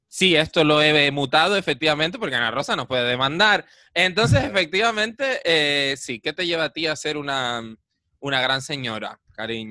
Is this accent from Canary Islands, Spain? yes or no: yes; Adeje, Canary Islands, Spain; yo cuando era pequeño ya en Adeje habían como 30.000 habitantes